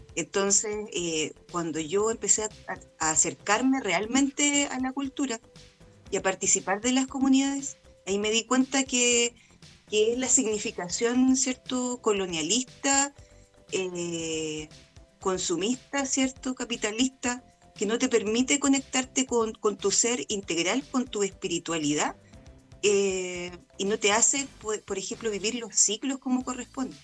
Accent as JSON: {"language": "Spanish", "country": "Chile", "said": "nosotros como chilenos acá"}